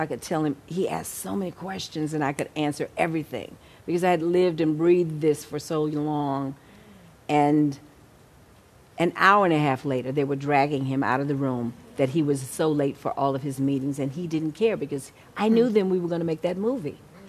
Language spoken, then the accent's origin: English; Texas, United States; Well, having talked about my background growing up in Texas and all that I went through as a kid, I didn't have any fear.